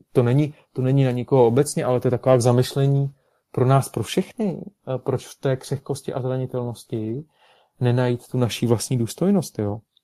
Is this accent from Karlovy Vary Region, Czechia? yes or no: yes; Karlovy Vary, Karlovy Vary Region, Czechia; nad Karlovými Vary, nad mým rodným městem